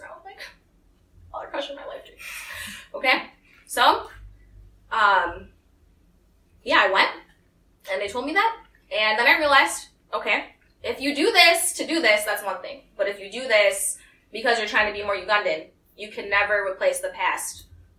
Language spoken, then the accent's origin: English; Maryland, United States; born or raised there